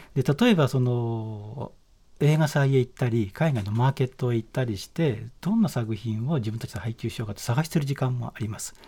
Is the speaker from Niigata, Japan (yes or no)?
no; Shizuoka, Japan; moved away as an adult; also born or lived in Tokyo; 僕は静岡県の出身